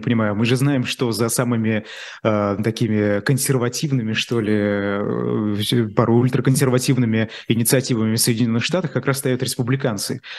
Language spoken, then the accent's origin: Russian; Bashkortostan, Russia; я как журналист из Башкирии